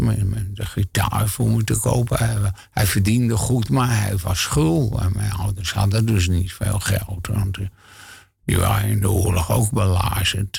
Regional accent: Hilversum, North Holland, Netherlands; ik kom uit een eh, arbeidersgezin in Hilversum.

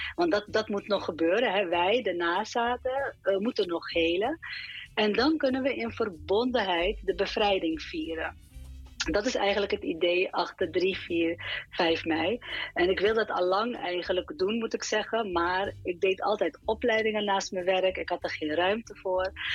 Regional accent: Suriname; ik zie mezelf als Surinamer. Hè? Dus ik ben in eerste instantie Surinamer.

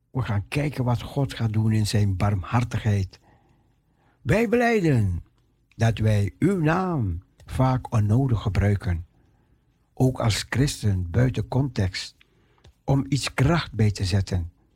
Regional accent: Netherlands; ons als Nederlanders

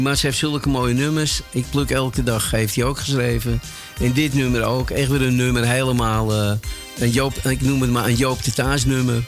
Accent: Amsterdam, North Holland, Netherlands; Ik ben opgegroeid op de Nieuwmarkt

